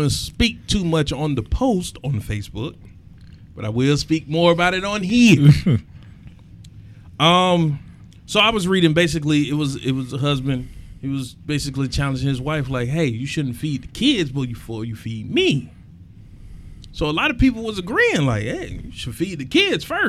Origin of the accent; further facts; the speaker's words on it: East Point, Georgia, United States; East Point